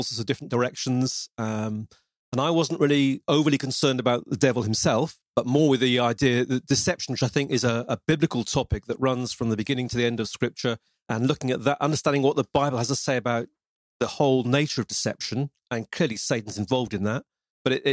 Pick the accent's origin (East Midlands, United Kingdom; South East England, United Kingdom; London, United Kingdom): East Midlands, United Kingdom; Lincoln; accent: British; now in Devon, United Kingdom; Well, I was born in Lincoln, which is in the East Midlands in England. But I live at the moment in Devon, which is in the southwest